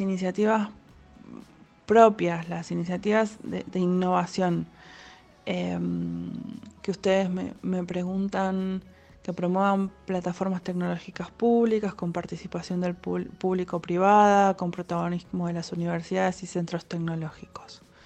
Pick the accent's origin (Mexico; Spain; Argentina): Argentina; Somos argentinos